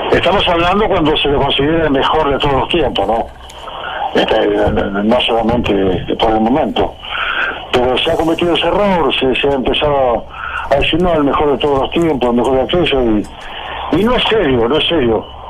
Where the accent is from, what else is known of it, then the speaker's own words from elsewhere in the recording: Argentina; como argentino